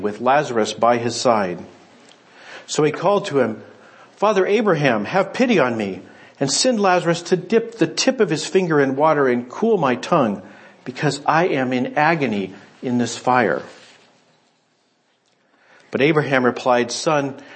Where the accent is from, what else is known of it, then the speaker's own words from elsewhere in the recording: United States; I'm an American